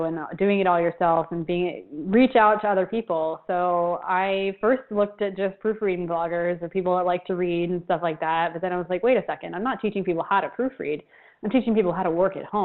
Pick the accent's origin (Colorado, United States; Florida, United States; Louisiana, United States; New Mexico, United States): Florida, United States; moved away as an adult; now in Buenos Aires, Argentina; Argentina, but I grew up in Florida